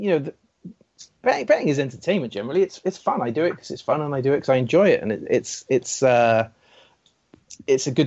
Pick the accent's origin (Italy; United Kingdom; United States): United Kingdom; Wales; a Welshman